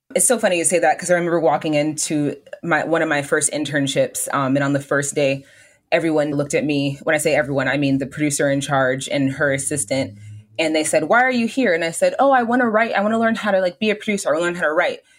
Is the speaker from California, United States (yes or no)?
yes; Southern California, United States; I'm from Southern California. Like I'm from like I'm this is my home